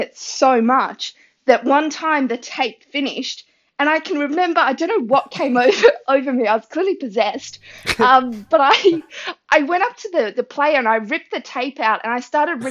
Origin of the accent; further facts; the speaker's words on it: Tasmania, Australia; from Tasmania, Australia